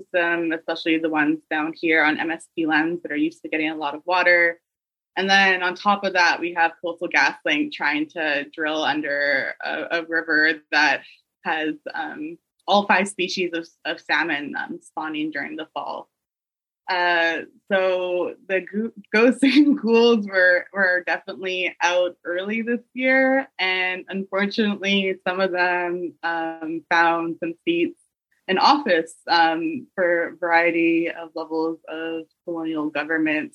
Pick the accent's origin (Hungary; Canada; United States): Canada; British Columbia; moved away as an adult; also born or lived in Vancouver area; now in Vancouver, Canada; I'm from Tsleil-Waututhan First Nation, which is in the northern interior of BC